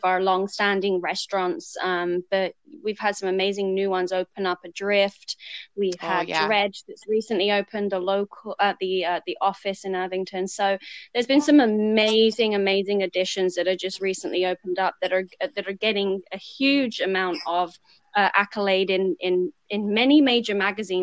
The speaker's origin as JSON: {"language": "English", "region": "England", "country": "United Kingdom", "also_born_or_lived": "Seattle / Los Angeles", "moved": "yes", "lives_now": "Virginia, United States", "said": "I'm originally from England"}